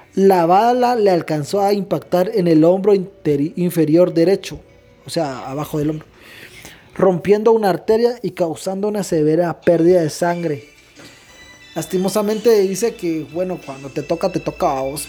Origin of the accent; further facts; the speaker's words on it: Guatemala; somos guatemaltecos